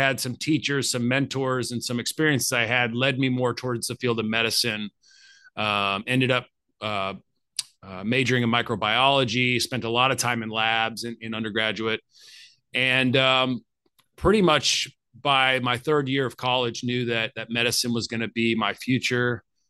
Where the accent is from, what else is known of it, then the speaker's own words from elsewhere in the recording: Arkansas, United States; I ended up staying in the town I grew up in Arkansas and going to the University of Arkansas for my undergraduate studies.